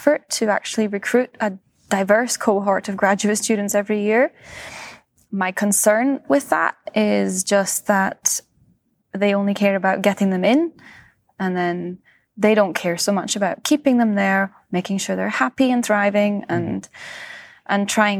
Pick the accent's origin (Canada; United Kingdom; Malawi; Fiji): United Kingdom; Scotland; also born or lived in Switzerland; now in California, United States; and I grew up in Scotland, and then I did my PhD in Switzerland, and then I moved to the US, to California.